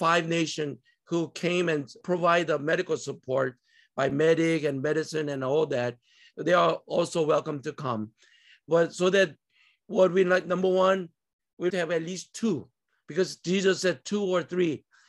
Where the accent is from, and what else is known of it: South Korea; now in United States